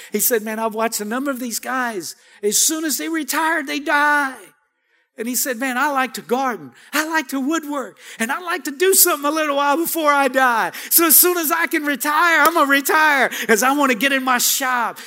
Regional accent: Cajun, Louisiana, United States; I'm Cajun.

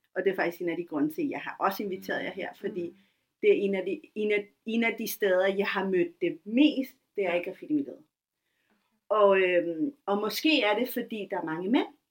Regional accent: Taastrup, Capital Region of Denmark, Denmark; Jeg voksede op i Tostogård, en af de ja. første gator i Danmark.

